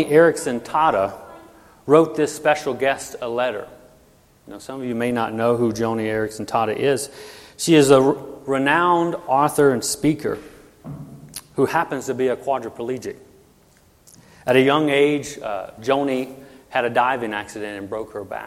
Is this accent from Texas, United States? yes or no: no; Louisiana, United States; moved away as an adult; also born or lived in California / Washington; now in Arkansas, United States; I am from Louisiana, born and raised there.